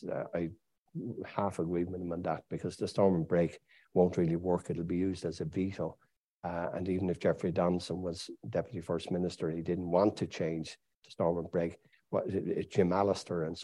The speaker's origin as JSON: {"language": "English", "country": "United Kingdom", "said": "I'm British. My father was British. My mother was British. My grandfather was British."}